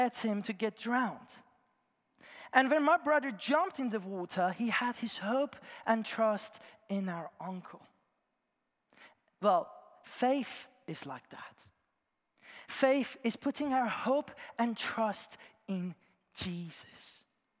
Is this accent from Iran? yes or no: yes; Iran; moved away; I was born in Iran and I grew up there